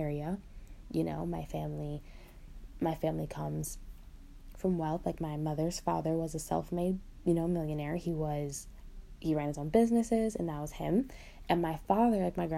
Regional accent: Michigan, United States; I'm from Michigan. I'm actually from one of the most wealthy counties in Michigan

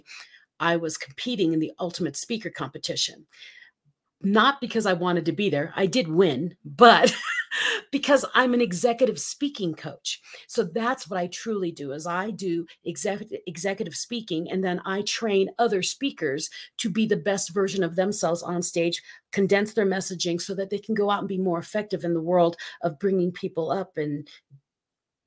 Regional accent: Colorado, United States; I'm from Colorado.

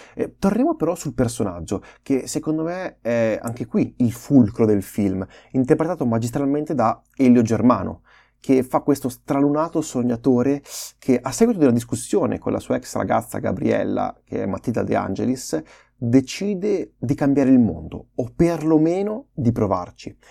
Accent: Emilia-Romagna, Italy; accent: Romagnolo; riusciamo finalmente ad avere un accento eh, romagnolo

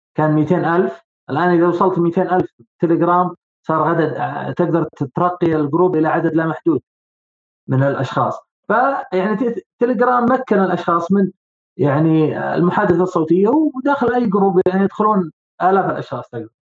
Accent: Saudi Arabia; عندنا بالسعوديه هنا

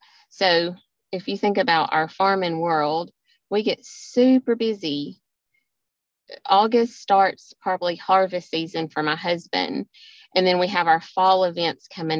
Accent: Georgia, United States; accent: southern; I live in Georgia. You all know my southern accent

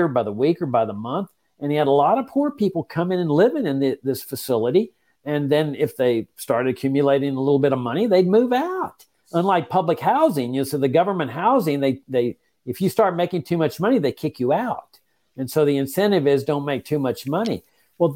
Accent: Laredo, Texas, United States; In my hometown, when I got back to practice law of Laredo, Texas

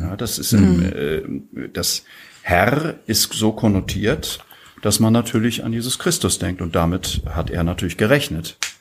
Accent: Husum, Schleswig-Holstein, Germany; now in Graz, Austria; in meiner Heimat

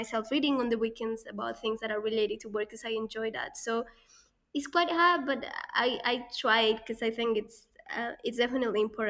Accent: Colombia; moved away; growing up in Colombia

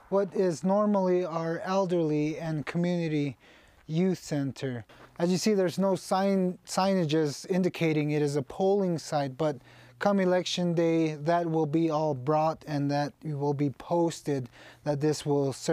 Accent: Kykotsmovi, Arizona, United States; I am from Kykotsmovi, Arizona.

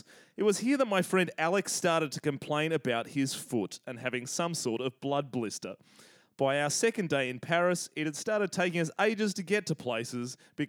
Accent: Sydney, New South Wales, Australia; because we're white and from the North Shore. Which, for any of our overseas listeners, the North Shore of Sydney, Australia is an incredibly waspy environment, very affluent, but yes, also very white.

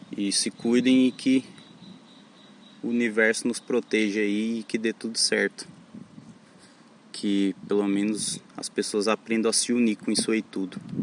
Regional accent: Mineiros, Goiás, Brazil; moved away as an adult; now in Florianópolis, Brazil; Eu sou natural da cidade de Mineiros, Goiás, mas atualmente há uns dois meses eu estou morando em Florianópolis

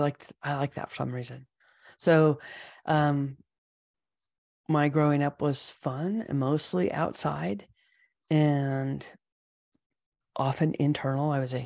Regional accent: California, United States; I grew up in the East Bay Area back when it was a lot of open hills covered with grass and foxtails and poison oak.

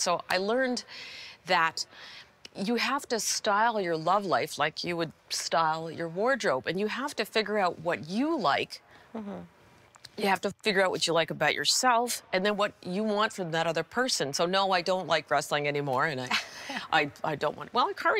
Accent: Akron, Ohio, United States; born there; also born or lived in Los Angeles / Ottawa / Princeton / Florida; Lived in Los Angeles. I was born in Akron, Ohio. Lived in Ottawa. Lived in Princeton. Lived in Florida for a while.

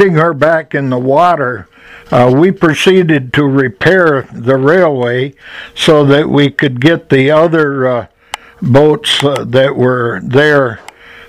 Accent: Henderson Harbor, New York, United States; also born or lived in Adams Center, New York; In 1946, I moved to Henderson Harbor

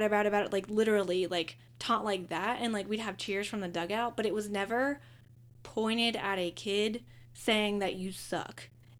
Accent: Pittsburgh, Pennsylvania, United States; Yeah, it's like, I'm from Pittsburgh.

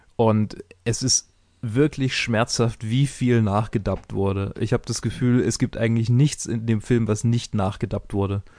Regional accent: Swabia, Germany; Ich bin Schwabe

